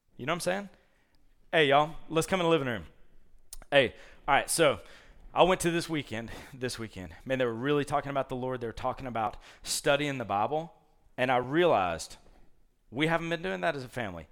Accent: Columbus, Georgia, United States; moved away; I grew up in Columbus, Georgia, so there were no leaves to rake up.

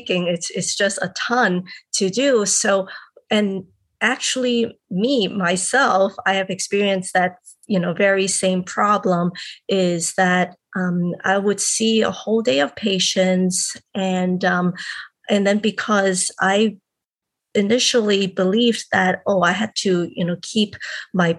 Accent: Hong Kong; I am originally from Hong Kong and I grew up there.

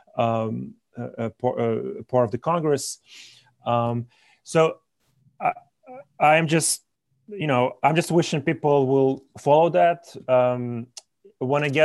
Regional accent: Belarus; now in United States; our country, or I guess my home country of Belarus

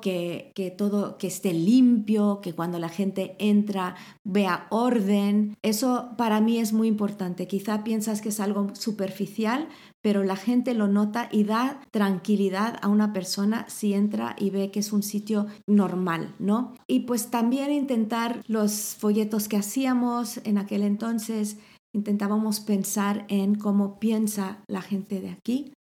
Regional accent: Mexico; moved away as an adult; also born or lived in Ciudad Real, Spain; now in Spain; crecí en México

